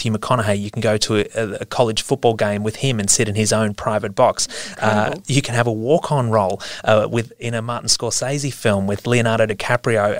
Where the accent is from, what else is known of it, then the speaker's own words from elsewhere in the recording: Australia; As an Australian